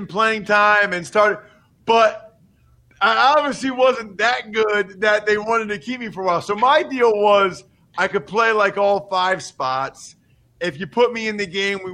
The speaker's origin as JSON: {"language": "English", "area": "near Philadelphia", "region": "Pennsylvania", "country": "United States", "lives_now": "central Pennsylvania, United States", "said": "I'm from Pennsylvania. So I'm from closer to Philly, but now I live in central PA"}